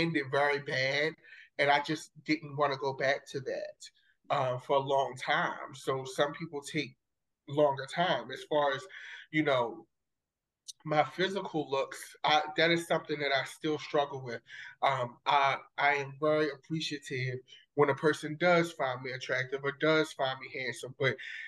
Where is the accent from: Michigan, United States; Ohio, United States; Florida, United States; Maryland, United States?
Maryland, United States; Baltimore; I grew up in Baltimore City, West Baltimore City.